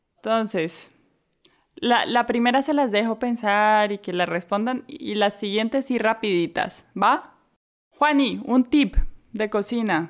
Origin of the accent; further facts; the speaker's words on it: Colombia; moved away; also born or lived in Mexico / Barcelona / Portugal; yo soy colombiana